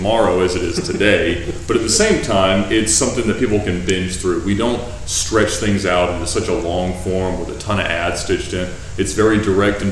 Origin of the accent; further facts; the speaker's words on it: Alpharetta, Georgia, United States; I'm from Alpharetta, Georgia